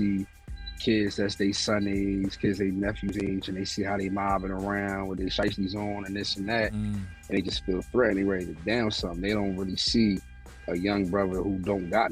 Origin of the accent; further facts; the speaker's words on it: Philadelphia, Pennsylvania, United States; I'm from West Philly, born and raised.